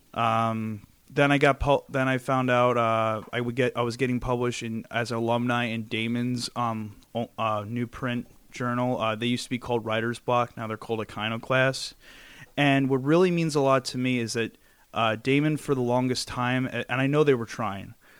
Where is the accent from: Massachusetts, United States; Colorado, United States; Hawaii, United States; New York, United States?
New York, United States; New York City; I'm from Brooklyn